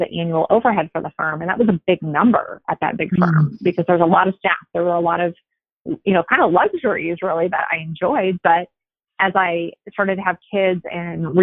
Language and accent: English; Nebraska, United States; moved away as an adult; now in Las Vegas, United States; I grew up in Nebraska in a small town, went to college there, law school there